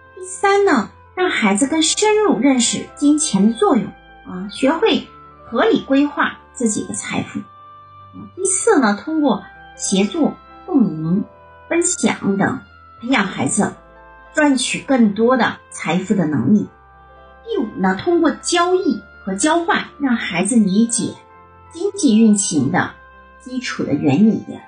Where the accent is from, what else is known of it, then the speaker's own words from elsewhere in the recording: China; 那我们中国人的话呢，综合能力并不差哈